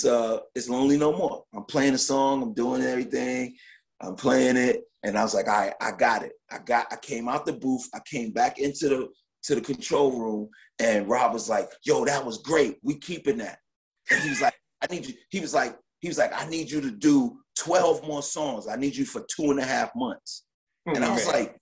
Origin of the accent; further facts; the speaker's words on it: New York, United States; I'm from New York. New York is a big but tight place